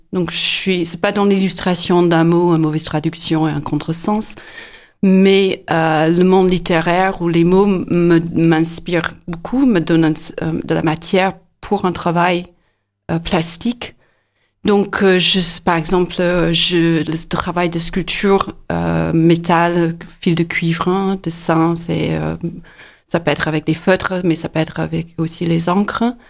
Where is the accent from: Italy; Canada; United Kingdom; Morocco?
United Kingdom; near Inverness, north of Scotland; French is a second language; moved away as an adult; also born or lived in United States / Bourges, France / Nantes, France; now in Montpellier, France; je suis d'origine écossaise. Je suis née euh, à côté de Inverness dans le nord de l'Écosse. J'ai quitté l'Écosse à peu près à 18 ans